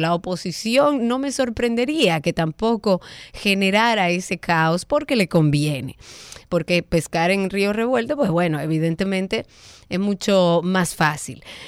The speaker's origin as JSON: {"language": "Spanish", "country": "Dominican Republic", "said": "nosotros como dominicanos"}